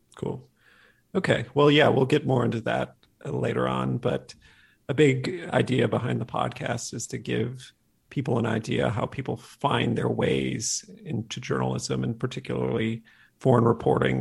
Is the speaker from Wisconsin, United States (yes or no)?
yes; Wisconsin, United States; I was from Wisconsin.